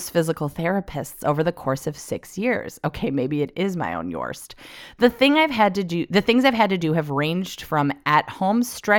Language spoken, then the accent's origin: English; Northeast, United States; accent: northeastern; I got teased for sounding too formal with my accent, a northeastern one, whatever